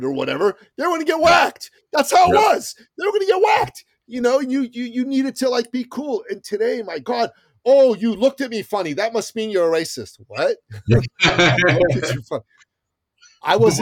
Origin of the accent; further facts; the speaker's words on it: Iran; moved away; I'm from the Middle East. I'm from Iran